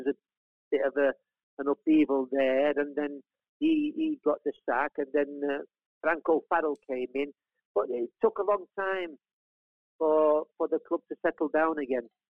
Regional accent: Colliers, England, United Kingdom; also born or lived in Italy; I grew up in Colliers

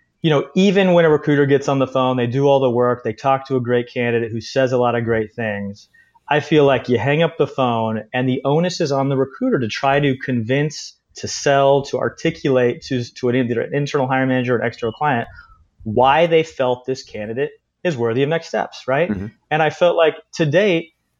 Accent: Washington, United States; also born or lived in New York; now in Bay Area, United States; most recently from the Bay Area. Spent some time in New York before that, but originally from the state of Washington

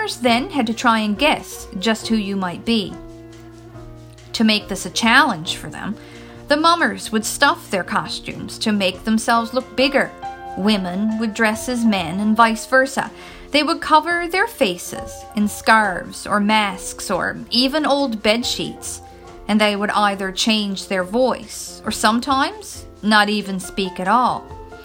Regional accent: Newfoundland and Labrador, Canada; I am from Newfoundland, which is a small province on the east coast of Canada

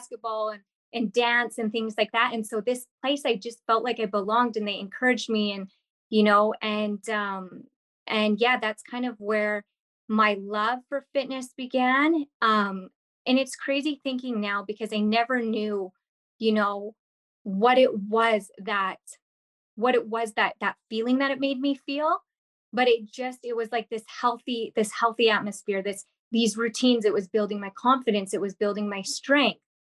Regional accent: Kimberley, British Columbia, Canada; because I'm from, I grew up in Kimberley, BC. So I'm from the Rocky Mountains, small town. I moved quite a bit, but that was the place that I lived the longest.

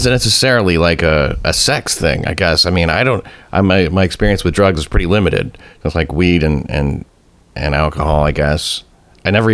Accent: Tennessee, United States; I grew up in Tennessee

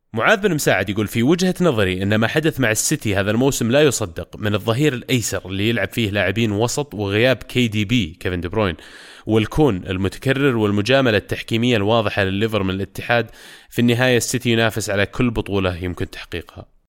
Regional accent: Saudi Arabia

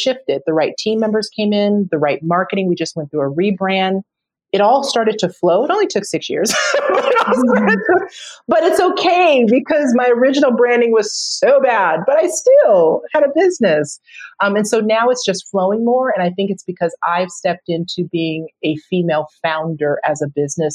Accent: United States; I love being an American. I love living in the US

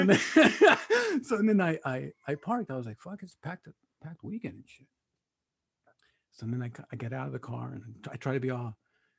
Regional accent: Compton, California, United States; I'm from Compton.

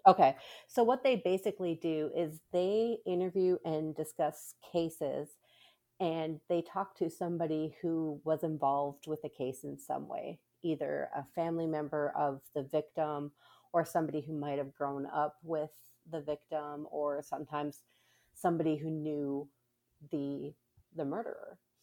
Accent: Minnesota, United States; now in Texas, United States; I grew up in Minnesota

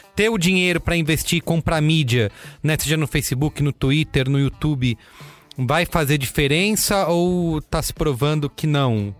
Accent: São Paulo, Brazil; eu sou de São Paulo

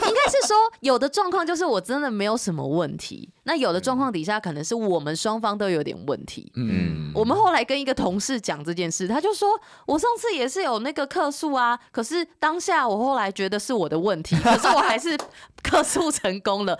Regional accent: Taiwan; 我们是台湾人，我们在这里

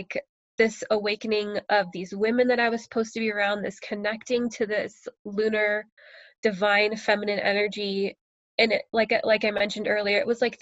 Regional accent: United States; moved away as an adult; now in Canada; I'm American, and my husband is Canadian

